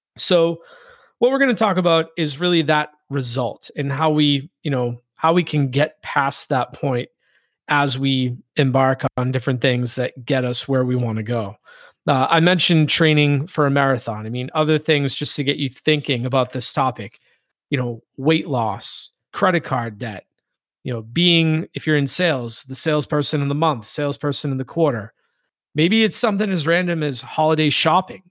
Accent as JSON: {"language": "English", "town": "Boston", "region": "Massachusetts", "country": "United States", "tie": "born or raised there", "said": "I grew up in the Boston area"}